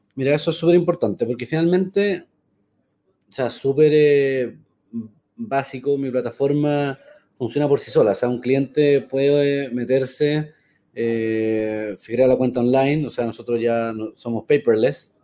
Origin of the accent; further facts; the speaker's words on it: Chile; also born or lived in United States; nos va a afectar como chilenos